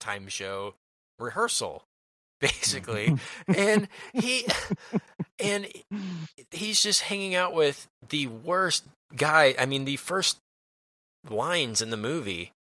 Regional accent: Dallas, Texas, United States; we're from Dallas

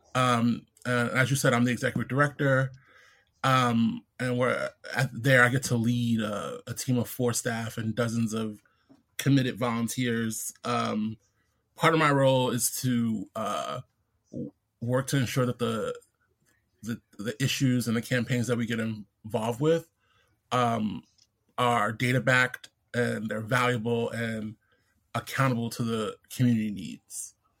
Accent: New York City, New York, United States; also born or lived in Brooklyn; I'm born and raised in in Queens

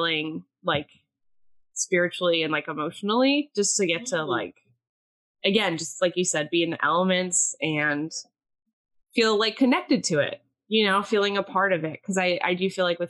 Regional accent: Eastern Pennsylvania, United States; also born or lived in Philadelphia; Eastern Pennsylvania, even like my hometown and like Philly, like Scranton

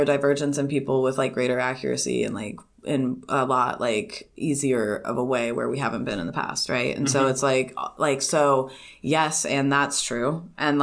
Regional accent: California, United States; I was born in California

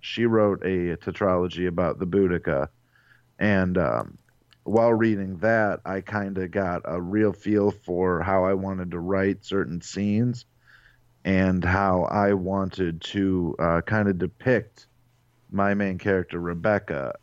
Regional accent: Avon Lake, Ohio, United States; I'm from Avon Lake, Ohio, which is in the Cleveland area

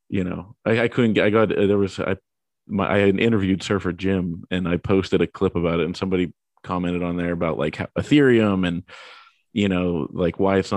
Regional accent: Pittsburgh, Pennsylvania, United States; I and I'm I'm from Pittsburgh, so you know that's that's the two ends of Mark Cuban.

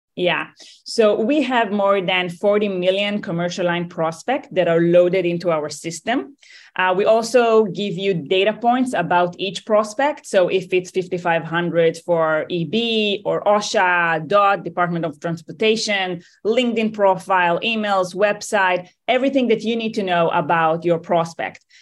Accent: Tel Aviv, Tel Aviv District, Israel; accent: Israeli; moved away; I'm originally from Tel Aviv, Israel

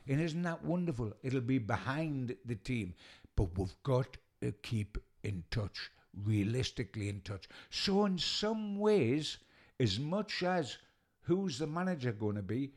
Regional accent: Newcastle upon Tyne, North East England, United Kingdom; I'm a Geordie

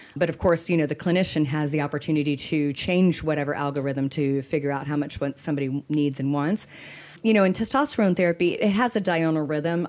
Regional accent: Texas, United States; we're from Texas

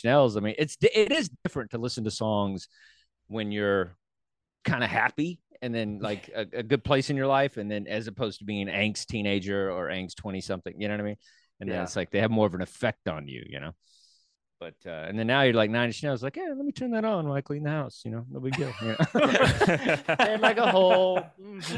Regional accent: Dallas, Texas, United States; from my hometown, right there, in Dallas

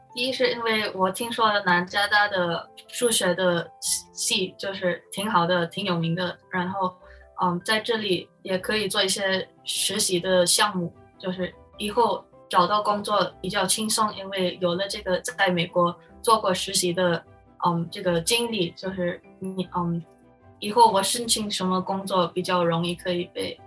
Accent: Philippines; Chinese is a second language; moved away as an adult; now in United States; 我就是在菲律宾出生长大，所以我就在菲律宾，嗯，上课

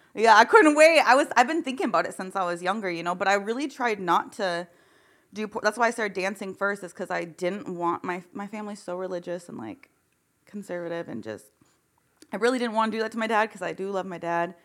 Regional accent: Michigan, United States; I grew up in Michigan.

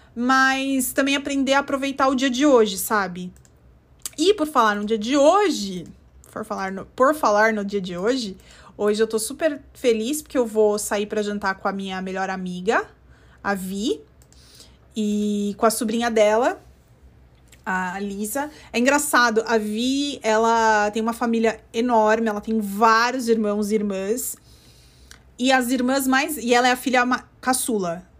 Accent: São Paulo, Brazil; moved away as an adult; also born or lived in central United States; now in United States; cresceu no estado na costa, que nem eu, que sou de São Paulo

